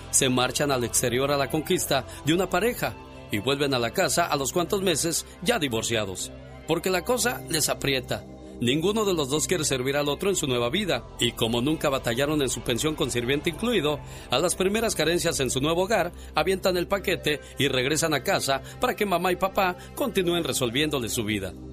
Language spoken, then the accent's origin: Spanish; Mexico City, Mexico; soy, soy chilango, niña